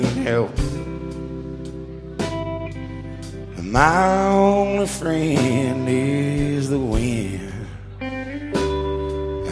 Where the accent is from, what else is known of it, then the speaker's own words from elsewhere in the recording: Lexington, Kentucky, United States; I'm from Lexington, Kentucky